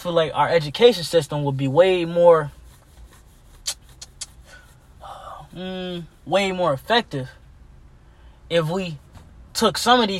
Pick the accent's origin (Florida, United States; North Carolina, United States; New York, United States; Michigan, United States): Michigan, United States; Detroit; We in Detroit.